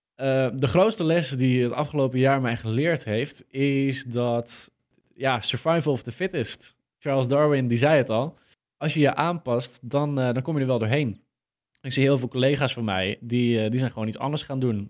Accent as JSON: {"language": "Dutch", "town": "Purmerend", "region": "North Holland", "country": "Netherlands", "said": "wij, wij komen ook uit Purmerend"}